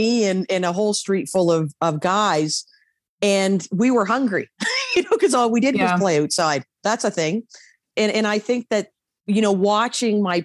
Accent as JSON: {"language": "English", "region": "East Coast", "country": "Canada", "tie": "born or raised there", "moved": "yes", "said": "growing up on the East Coast"}